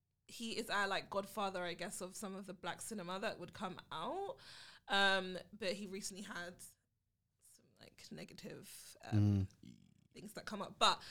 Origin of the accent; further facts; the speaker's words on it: United Kingdom; I am the B. I am the British to the podcast.